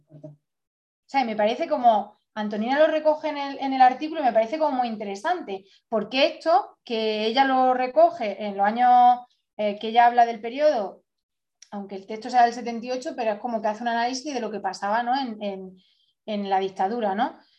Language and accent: Spanish; Andalusia, Spain; moved away as an adult; yo, por ejemplo, eh, y muchas compañeras eh, que hemos salido y hemos migrado de Andalucía